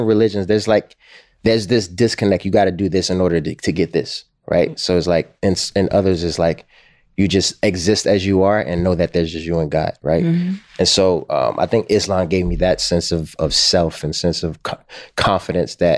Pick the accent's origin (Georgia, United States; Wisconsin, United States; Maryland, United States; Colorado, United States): Maryland, United States; Baltimore; since I was a kid growing up in Baltimore